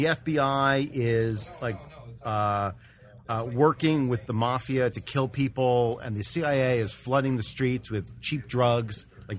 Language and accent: English; New Jersey, United States; moved away; I hail from New Jersey